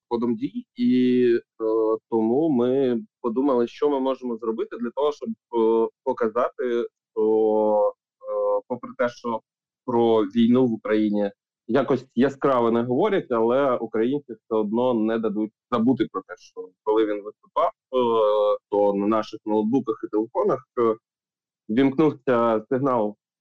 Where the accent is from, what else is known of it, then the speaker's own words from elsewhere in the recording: Ukraine; Я як українець